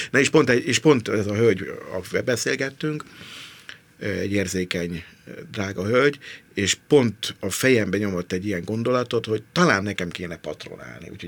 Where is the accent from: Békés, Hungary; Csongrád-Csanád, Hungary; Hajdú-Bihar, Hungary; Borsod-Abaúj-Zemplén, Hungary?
Borsod-Abaúj-Zemplén, Hungary; Miskolc; az egész közeg, amiből származom, én, eh, a, a, az egész, ahogy, ahogy nézem a világot hogy nézem a világot. Tehát pont ez a budai kérkedők, nagyképűek, ez nekem Miskolcról nézve a, a lakótelepről